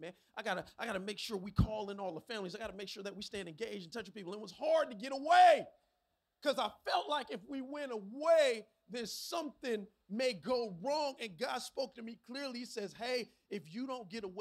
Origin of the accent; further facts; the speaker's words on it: Miami, Florida, United States; I'm from Miami. I was born and raised in the county of Dade, Carroll City, 305.